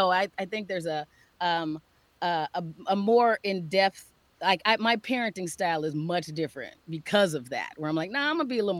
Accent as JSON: {"language": "English", "town": "Phoenix", "region": "Arizona", "country": "United States", "tie": "born or raised there", "moved": "as an adult", "lives_now": "Minnesota, United States", "said": "Phoenix, Arizona. Grew up."}